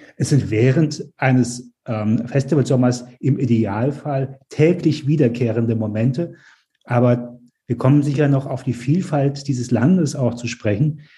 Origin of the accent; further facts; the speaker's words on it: Mainz, Rhineland-Palatinate, Germany; moved away as an adult; also born or lived in New York / Hamburg; Ich bin in Mainz geboren.